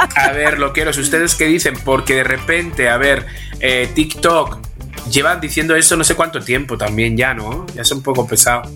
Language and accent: Spanish; Spain; porque soy español